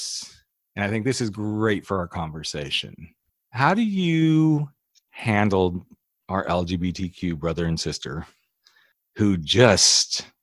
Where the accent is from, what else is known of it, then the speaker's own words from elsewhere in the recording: Napa Valley, California, United States; I grew up in the Napa Valley.